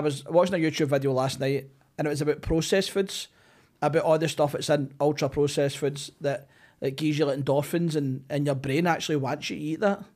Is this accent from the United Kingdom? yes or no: yes; Glasgow, Scotland, United Kingdom; I grew up in City Hall.